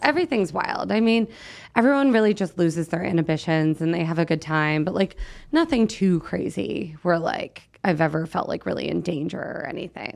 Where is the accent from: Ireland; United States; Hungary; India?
United States; New Jersey; also born or lived in Los Angeles; now in Las Vegas, United States; We're both from New Jersey originally